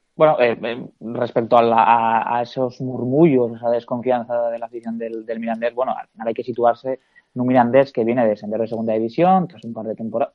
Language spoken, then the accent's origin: Spanish; La Rioja, Spain; como riojano